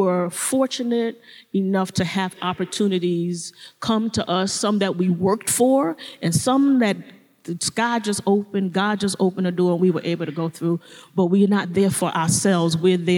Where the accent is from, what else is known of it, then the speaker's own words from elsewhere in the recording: New York City, New York, United States; I grew up in Brooklyn, New York.